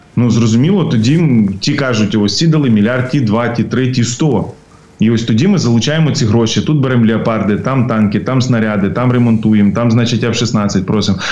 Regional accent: Ukraine; для нас, українців

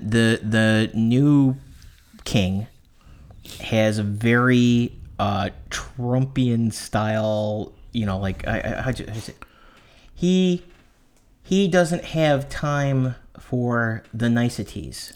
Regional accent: United States; I'm an American

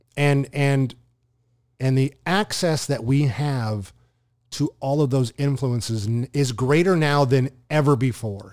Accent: Southern California, United States; I grew up in Southern California

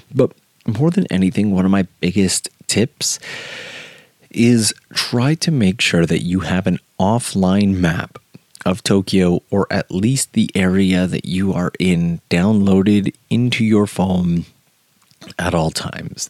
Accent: Canada; now in Japan; I'm from Canada

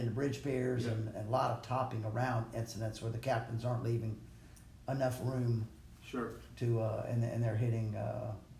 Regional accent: Port Arthur, Texas, United States; also born or lived in Greenville, Mississippi; I was born in Port Arthur, Texas, 1957

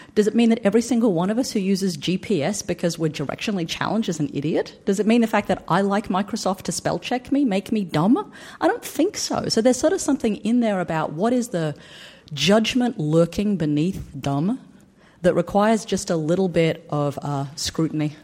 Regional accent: Australia; Black Australia from my hometown

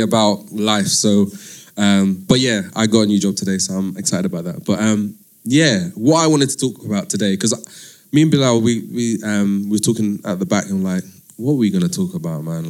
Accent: London, United Kingdom; also born or lived in Brazil; I'm from East London originally, but I live in North now

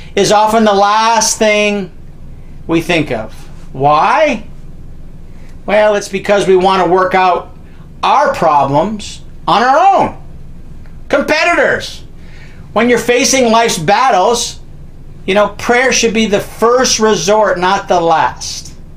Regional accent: Canada; I'm a Canadian

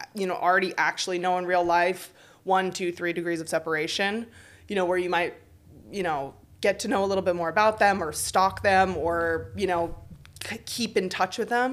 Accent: United States; now in Paris, France; I am American

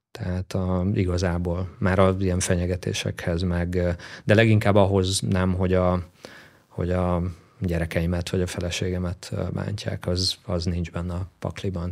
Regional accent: Szekszárd, Tolna, Hungary; also born or lived in Bátaszék; Én egy vidéki fiú vagyok, Szexádon nőttem fel

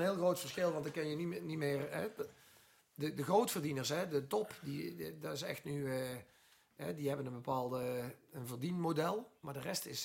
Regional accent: Netherlands; we zijn Nederlander

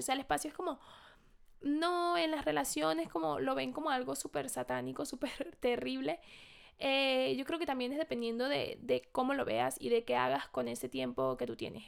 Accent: Venezuela; now in Madrid, Spain; yo soy de Venezuela, estoy en Madrid

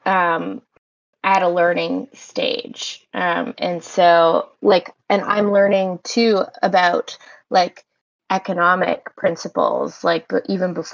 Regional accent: Canada; also born or lived in Montreal; I'm Canadian. I live in Montreal

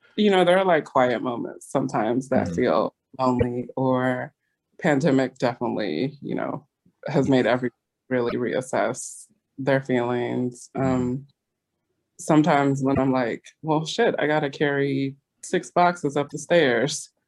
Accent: California, United States; moved away as an adult; now in East Coast, United States; When I grew up in California

